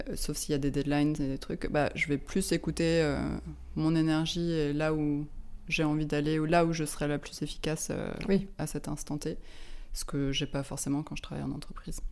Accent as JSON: {"language": "French", "town": "Lyon", "region": "Auvergne-Rhône-Alpes", "country": "France", "tie": "born or raised there", "also_born_or_lived": "London", "moved": "as an adult", "lives_now": "Paris, France", "said": "J'ai grandi à Lyon"}